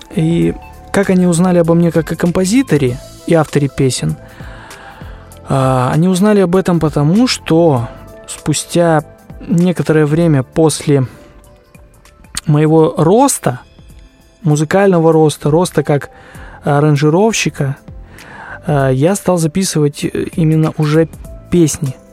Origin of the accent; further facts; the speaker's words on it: Krasnoyarsk Krai, Russia; Я родился в России, в Красноярском крае, в небольшом поселке. Сейчас проживаю в городе Красноярске